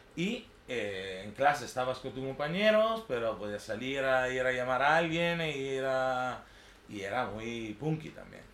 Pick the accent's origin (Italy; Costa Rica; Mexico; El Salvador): Italy; a village on Lake Garda, near Verona, Veneto; Spanish is a second language; moved away as an adult; now in Barcelona, Spain; Y vengo de Italia, de un pueblito su lago de Garda, cerca de Verona